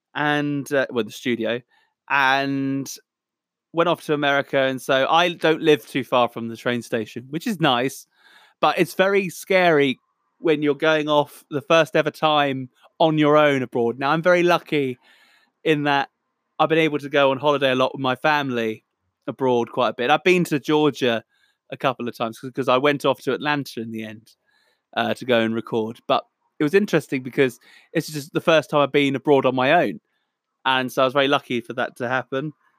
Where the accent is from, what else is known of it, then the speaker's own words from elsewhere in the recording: Southampton, South East England, United Kingdom; I'm a musician from Southampton, England, the Solent Delta.